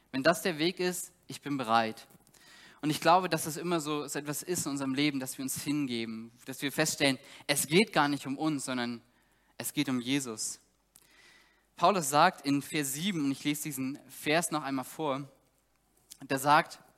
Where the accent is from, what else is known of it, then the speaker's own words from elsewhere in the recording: East Germany, Germany; Ich komme selber aus Ostdeutschland